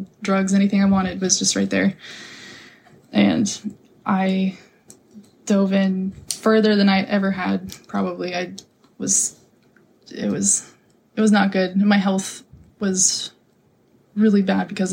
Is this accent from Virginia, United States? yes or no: no; Napa, California, United States; moved away as an adult; now in Hawaii, United States; I was raised in Napa